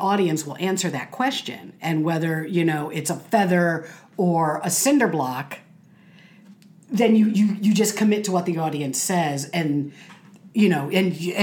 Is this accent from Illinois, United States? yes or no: yes; Chicago, Illinois, United States; moved away; When I was a kid, I grew up in Chicago